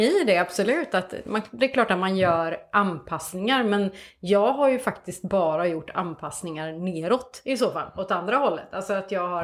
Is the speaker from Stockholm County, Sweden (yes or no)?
no; Hälsingland, Gävleborg County, Sweden; now in Kungsbacka, Sweden; Jag är liksom uppvuxen i Hälsingland.